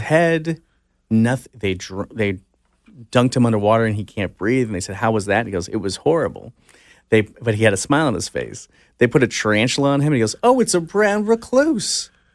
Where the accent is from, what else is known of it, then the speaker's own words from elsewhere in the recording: Orange County, California, United States; I grew up in Orange County